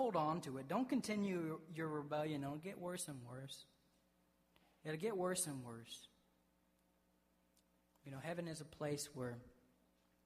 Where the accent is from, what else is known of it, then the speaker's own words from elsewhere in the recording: the South, United States; I grew up in the South